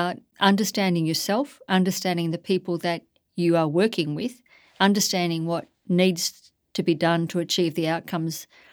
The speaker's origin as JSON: {"language": "English", "town": "Warwick", "region": "Queensland", "country": "Australia", "tie": "born or raised there", "also_born_or_lived": "New South Wales / South Australia", "moved": "as an adult", "said": "I stood for mayor in my local community back in my hometown, having been away for some 40 years"}